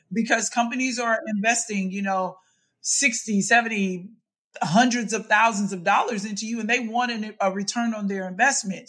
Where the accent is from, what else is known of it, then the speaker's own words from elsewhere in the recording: Mississippi, United States; I grew up in Mississippi.